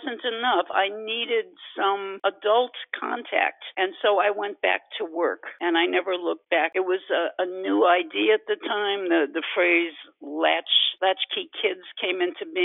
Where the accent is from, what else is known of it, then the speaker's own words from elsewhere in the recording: Cleveland, Ohio, United States; moved away as an adult; I was born and raised in Cleveland, Ohio. Lived there pretty much off and on, but pretty much the first 50 years of my life.